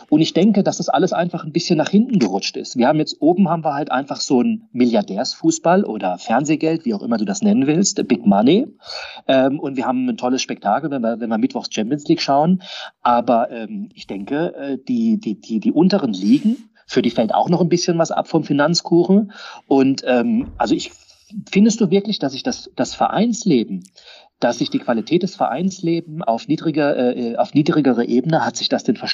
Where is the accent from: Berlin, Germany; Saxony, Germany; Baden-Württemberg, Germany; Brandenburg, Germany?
Baden-Württemberg, Germany; Karlsruhe; ich bin Karlsruher